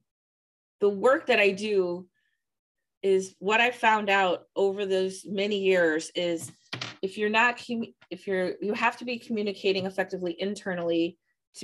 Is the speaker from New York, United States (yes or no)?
no; St. Louis, Missouri, United States; also born or lived in Virginia; I grew up in the county, moved to the city and made the city my home